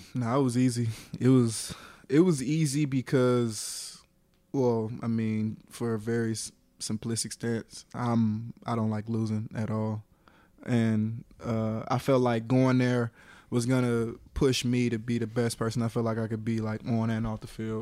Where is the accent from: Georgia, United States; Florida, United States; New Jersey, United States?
Georgia, United States; Atlanta; also born or lived in Carrollton, Georgia / Cobb County, Georgia; born in Carrollton, raised in Atlanta, uh, you know, kicked it with all you guys over in Cobb when I moved up, up there, uh, I guess after my sixth grade year